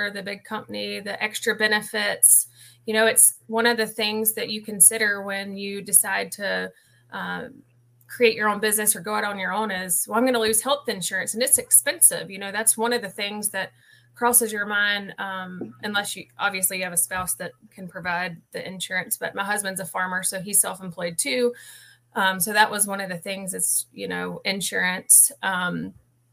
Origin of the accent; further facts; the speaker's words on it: Huntersville, North Carolina, United States; moved away as an adult; now in Seneca, United States; I grew up in Huntersville, North Carolina, and I worked in finance for 20 years-ish